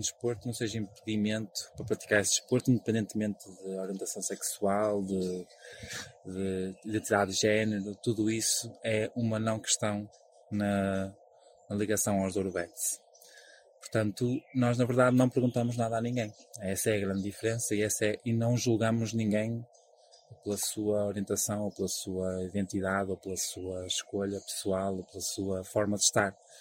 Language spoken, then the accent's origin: Portuguese; Portugal; also born or lived in Porto; sou português, nascido em Portugal e uh, trabalho neste momento no Porto e vivo no Porto